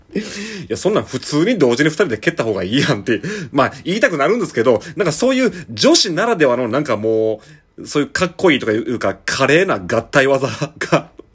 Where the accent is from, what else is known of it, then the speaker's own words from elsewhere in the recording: Shiga, Japan; now in Kobe, Japan; 僕はあの滋賀県出身でして、今神戸に住んでる